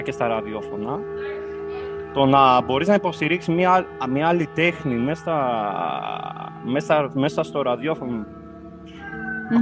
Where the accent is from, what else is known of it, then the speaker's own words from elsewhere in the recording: Kavala, Eastern Macedonia and Thrace, Greece; moved away as an adult; also born or lived in Corfu; Εγώ γεννήθηκα στην Καβάλα, στην πόλη τη Καβάλα, στη τέλη του τη δεκαετία του 80. Από πολύ μικρή ηλικία άρχισα να ασχολούμαι με την τέχνη τη μουσική. Ξεκίνησα τις, τις μουσικές μου σπουδές από το Δημοτικό Οδείο της Καβάλα από την ηλικία των 6 χρόνων